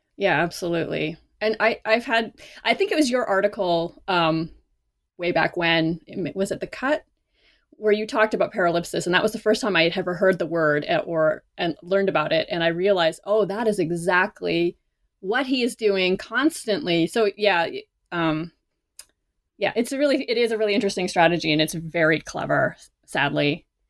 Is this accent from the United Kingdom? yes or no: no; Canada; moved away as an adult; now in United States; I am not American. I am Canadian. So when I first moved to the United States